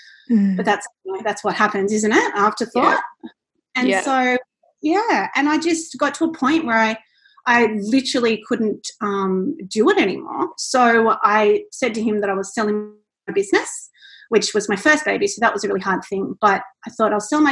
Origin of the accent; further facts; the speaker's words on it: Central Coast, New South Wales, Australia; moved away as an adult; now in Gold Coast, Australia; I'm originally from the Central Coast and I'm in Gold Coast now